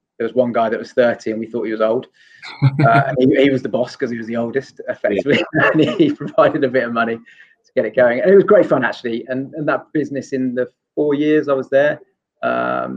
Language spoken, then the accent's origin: English; London, United Kingdom; also born or lived in Asia / South Coast of England; I'm actually from London